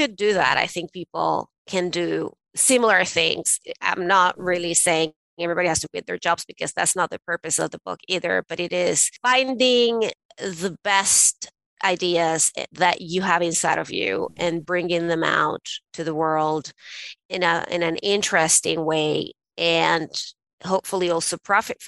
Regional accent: Venezuela; moved away as an adult; now in United States; I was born and raised in Venezuela, and I moved to the States to go to Harvard Law School

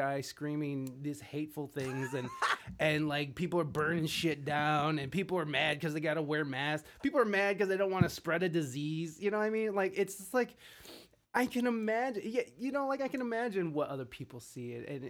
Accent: Canada; I'm Canadian, and when I hear America, I'm like, OMG, another gun-wielding idiot.

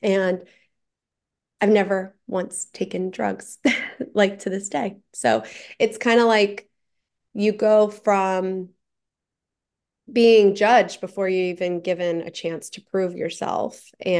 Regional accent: Taunton, Massachusetts, United States; also born or lived in Fall River / New Bedford / Providence; So I grew up in Taunton originally, like apartments. We moved a lot.

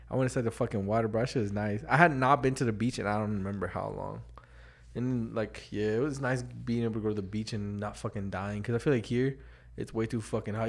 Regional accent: Las Vegas, Nevada, United States; I'm from Vegas, bro. We, we don't see none

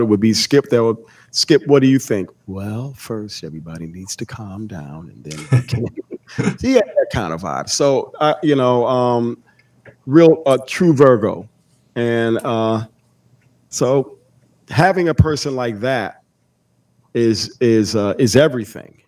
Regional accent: Bloomfield, Connecticut, United States; I'm originally from Bloomfield, the next town over. Okay. Bloomfield, Connecticut.

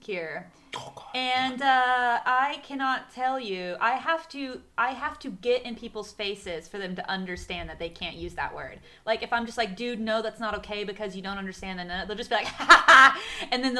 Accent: the South, United States; moved away; also born or lived in Texas; I'm from the South

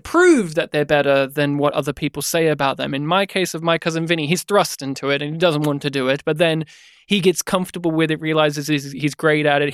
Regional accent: Australia; as an Aussie

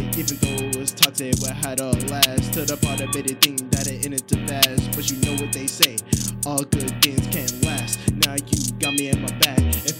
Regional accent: Atlanta, Georgia, United States; No, I'm from Atlanta.

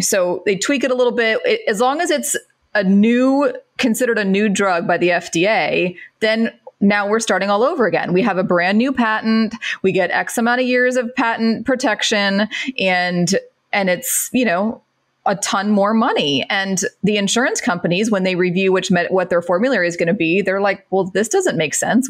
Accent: Central Florida, United States; I grew up in Florida, Central Florida, um, Mickey Mouse Land.

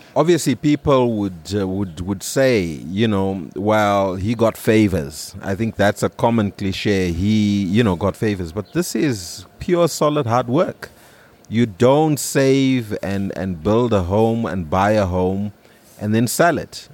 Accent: Harare, Zimbabwe; I grew up in Highfields

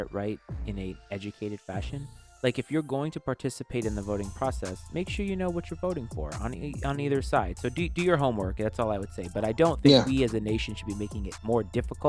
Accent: United States; as an American

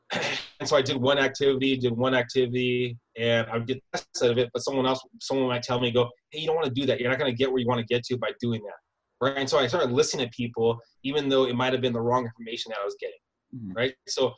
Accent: San Diego, California, United States; born there; I was born in San Diego, moved around a lot.

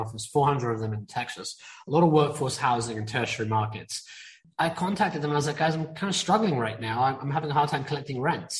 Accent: India; I'm Indian, okay? And being an Indian person, and I mean East Indian

